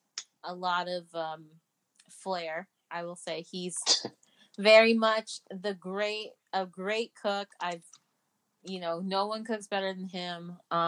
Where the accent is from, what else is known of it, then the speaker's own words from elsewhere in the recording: Arizona, United States; I'm from Arizona.